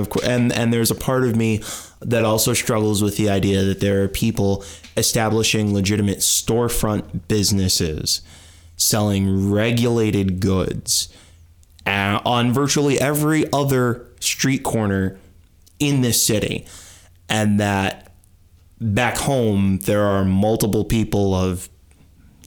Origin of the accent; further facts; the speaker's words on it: Midwest, United States; now in Portland, United States; my hometown, you know, it's a city of 150,000 people sitting squat in the Midwest